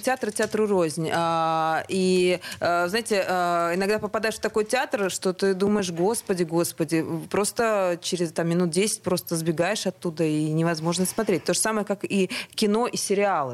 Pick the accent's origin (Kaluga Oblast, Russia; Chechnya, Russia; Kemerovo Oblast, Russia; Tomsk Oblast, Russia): Chechnya, Russia; Grozny; now in Moscow, Russia; я вообще из Чечни